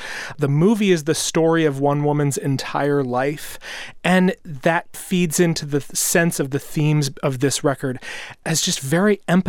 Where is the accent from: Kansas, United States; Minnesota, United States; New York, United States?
Kansas, United States; I'm from Kansas.